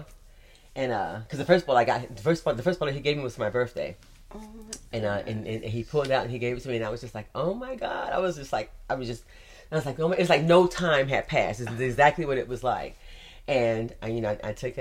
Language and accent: English; United States; me being American